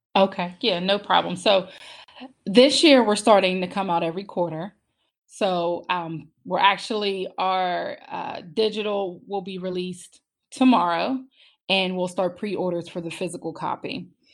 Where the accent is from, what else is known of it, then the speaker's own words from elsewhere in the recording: Pittsburgh, Pennsylvania, United States; moved away as an adult; now in Maryland, United States; I'm originally from Pittsburgh